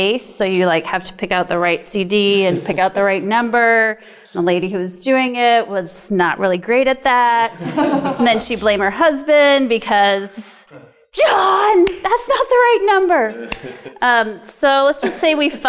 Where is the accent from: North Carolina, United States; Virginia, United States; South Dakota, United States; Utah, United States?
South Dakota, United States; moved away as an adult; also born or lived in New England; now in Portland, Maine, United States; I am from South Dakota, but I've lived in New England for nearly 20 years.